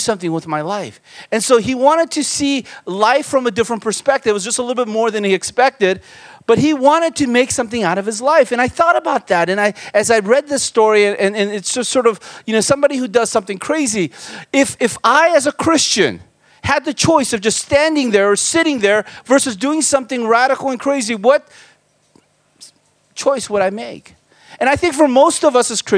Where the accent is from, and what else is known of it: United States; born or raised there; also born or lived in Korea